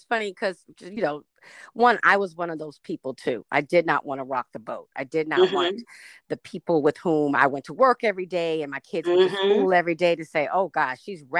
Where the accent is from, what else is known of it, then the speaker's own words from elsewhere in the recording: the South, United States; now in California, United States; And I'm from the South